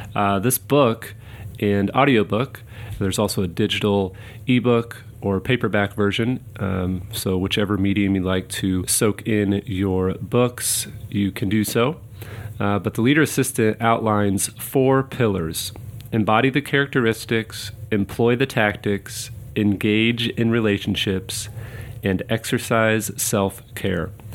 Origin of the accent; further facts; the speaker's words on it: Kansas City, Missouri, United States; moved away; my hometown of Kansas City